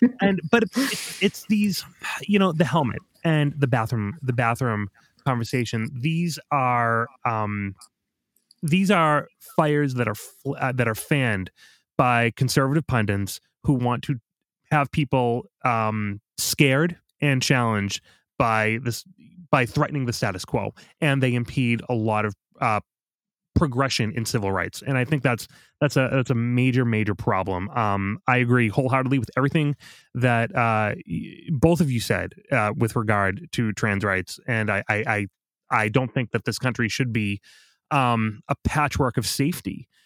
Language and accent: English; Boston, Massachusetts, United States; I was from Boston